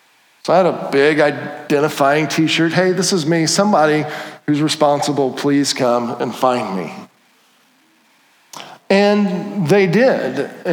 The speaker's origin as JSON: {"language": "English", "region": "Indiana", "country": "United States", "said": "And it wasn't like, oh, I'm from Indiana, you guys are from California."}